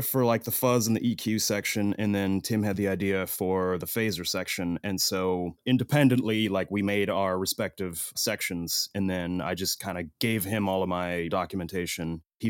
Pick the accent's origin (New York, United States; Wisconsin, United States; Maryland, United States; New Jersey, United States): Wisconsin, United States; Madison; moved away; I am from Madison, Wisconsin, originally.